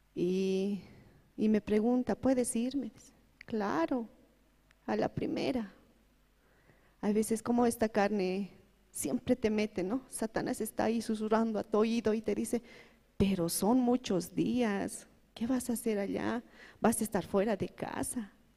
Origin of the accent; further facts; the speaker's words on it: El Alto, La Paz, Bolivia; Yo vengo de la ciudad de La Paz, del Alto